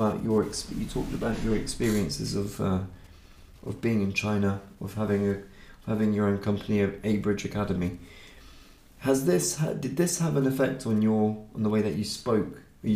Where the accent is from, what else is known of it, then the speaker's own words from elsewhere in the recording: Reading, South East England, United Kingdom; where I'm from, the town of Reading